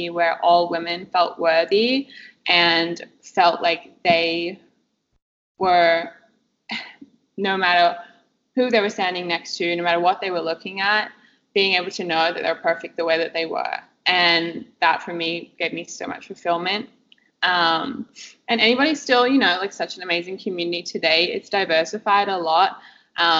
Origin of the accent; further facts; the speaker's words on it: Perth, Western Australia, Australia; I grew up in Perth, Western Australia